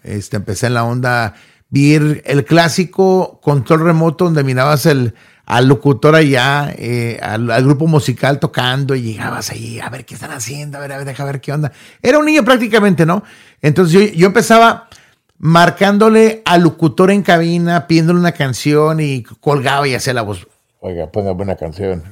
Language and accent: Spanish; Los Angeles, California, United States; now in Dallas, United States; Yo soy nacido en Los Ángeles, California, en un barrio humildemente que se llama Southgate, California